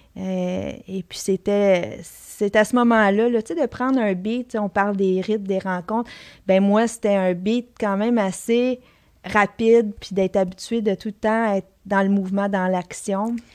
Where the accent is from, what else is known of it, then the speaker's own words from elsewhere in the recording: Sainte-Thérèse, Quebec, Canada; je, viens d'une famille qui, qui, reste dans le coin ici. je suis née à Sainte-Thérèse